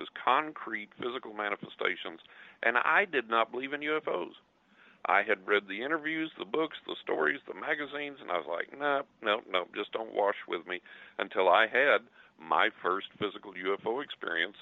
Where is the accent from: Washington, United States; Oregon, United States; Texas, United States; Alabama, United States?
Texas, United States; West; I'm from West Texas